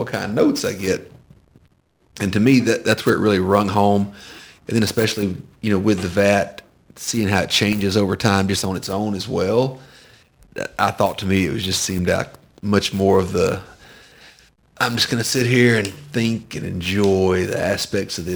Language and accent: English; Georgia, United States; growing up in Georgia